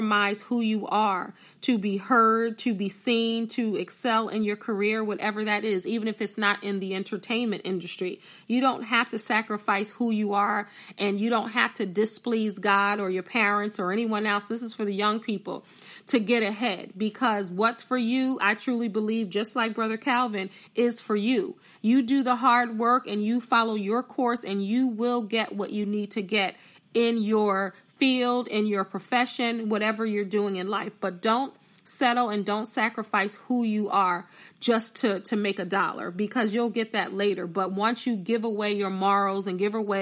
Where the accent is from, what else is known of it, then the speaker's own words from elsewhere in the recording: New Jersey, United States; I'm from South Jersey